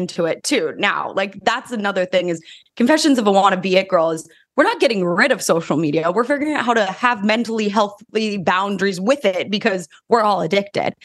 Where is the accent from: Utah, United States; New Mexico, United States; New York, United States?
New Mexico, United States; moved away as an adult; now in Los Angeles, United States; I grew up in New Mexico, which is very different than Los Angeles